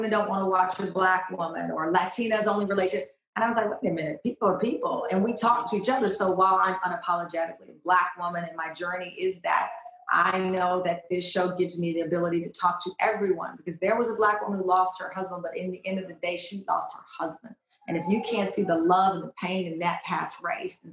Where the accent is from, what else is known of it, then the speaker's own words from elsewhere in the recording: Texas, United States; I'm from Texas